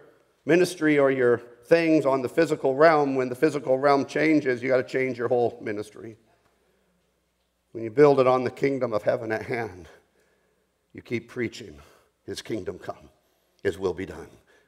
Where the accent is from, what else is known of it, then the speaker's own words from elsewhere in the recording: Colombia; also born or lived in Bogota, Colombia; I grew up in the Amazon jungles of South America. I was born in Bogota, Colombia.